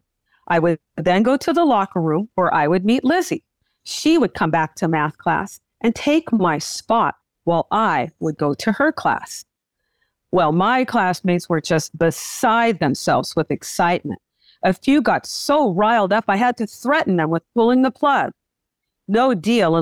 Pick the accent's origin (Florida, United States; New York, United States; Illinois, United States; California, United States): California, United States; Southern; I grew up in Southern California, where I still live.